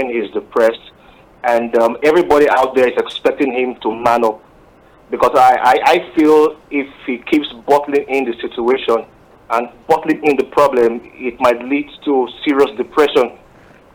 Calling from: Akure, Ondo, Nigeria; I'm calling from Akure.

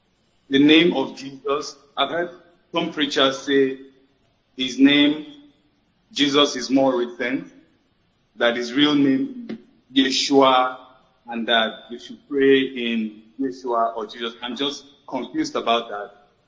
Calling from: Lagos, Nigeria; Good evening. … I'm calling from Lagos, Nigeria.

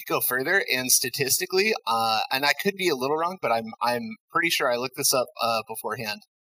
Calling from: Flint, Michigan, United States; I am calling from Flint, Michigan.

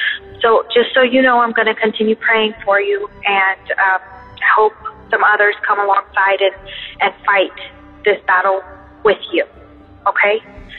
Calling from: Colorado, United States; I'm from Colorado

